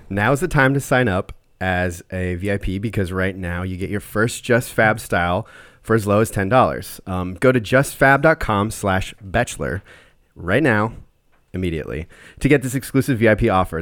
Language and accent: English; Minnesota, United States; I'm from Minnesota